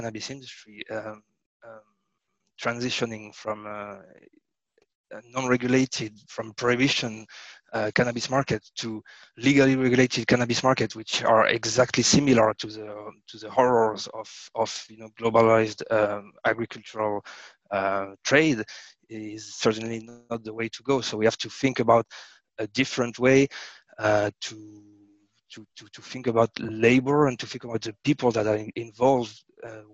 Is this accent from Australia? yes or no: no; France; I was born in France, so in France we have a lot of cheeses, wine